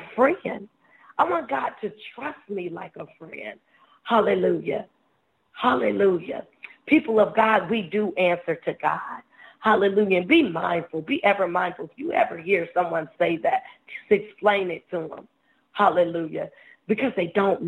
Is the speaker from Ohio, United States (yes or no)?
yes; Ohio, United States; moved away; I'm from Ohio